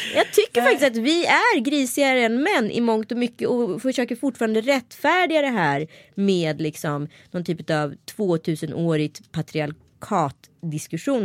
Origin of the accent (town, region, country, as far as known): Örebro, Örebro County, Sweden; accent: Närke dialect; also born or lived in Stockholm